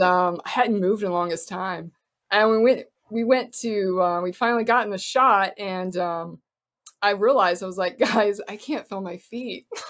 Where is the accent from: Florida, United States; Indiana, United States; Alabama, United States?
Florida, United States; moved away; also born or lived in Cincinnati; I grew up in Florida